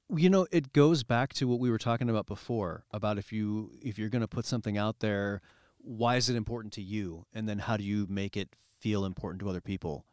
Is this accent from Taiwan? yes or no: no; Cedar Rapids, Iowa, United States; also born or lived in New York; growing up in Cedar Rapids